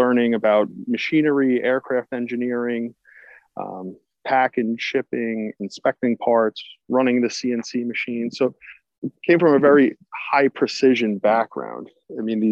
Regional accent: Long Island, New York, United States; I grew up on Long Island, and typical islander

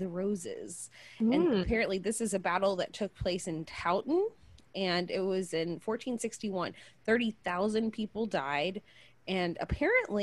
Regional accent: Georgia, United States; my home state of Georgia

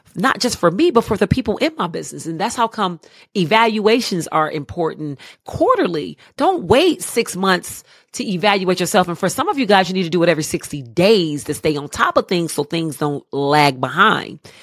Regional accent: Cleveland, Ohio, United States; moved away as an adult; now in Charlotte, United States; I'm originally from Cleveland, Ohio. I live in the Queen City of Charlotte now. I've been here thirteen beautiful years.

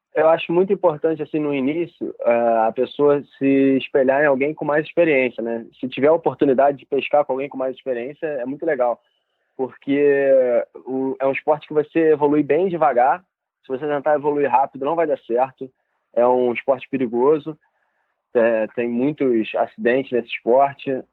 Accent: Rio de Janeiro, Brazil; as ilhas aqui do litoral do Rio, onde eu fui criado pescando

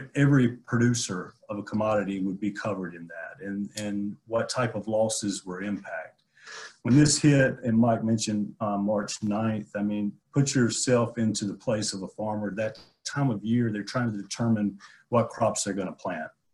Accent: Abbeville, Georgia, United States; my hometown of, in in Abbeville, uh, where I grew up cropping tobacco

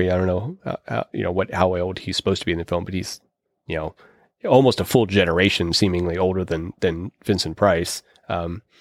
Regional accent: Pittsburgh, Pennsylvania, United States; I come from Pittsburgh, which is a coal is a coal town.

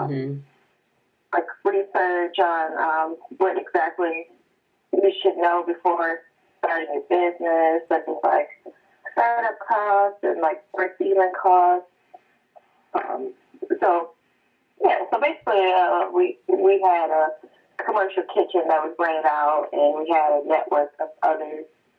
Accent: Oak Park, Michigan, United States; I am from Oak Park, Michigan. It's a little town bordering like Detroit, across 8 miles, and south

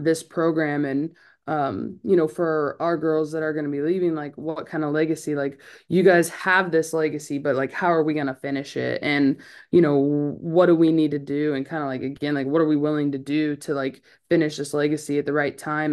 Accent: California, United States; now in Clemson, United States; I'm from California

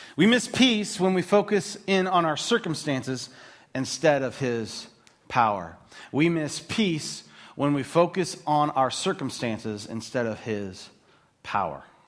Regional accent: United States; Being an American

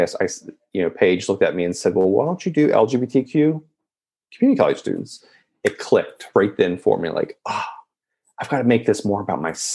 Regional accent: West Virginia, United States; I'm born and raised in West Virginia.

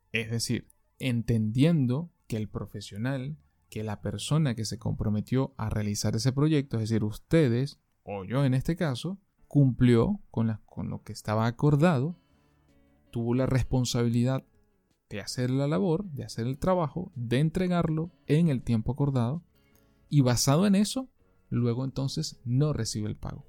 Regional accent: Venezuela; moved away; mi país de origen, Venezuela

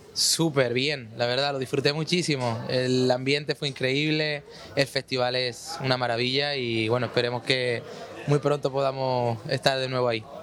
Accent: Córdoba, Andalusia, Spain; Yo soy cordobés, de España

